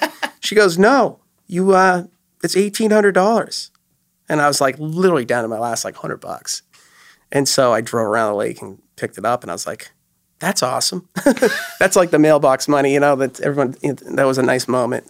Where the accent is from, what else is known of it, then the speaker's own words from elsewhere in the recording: New Hampshire, United States; moved away as an adult; also born or lived in Los Angeles; growing up in New Hampshire, we'd be camping in the woods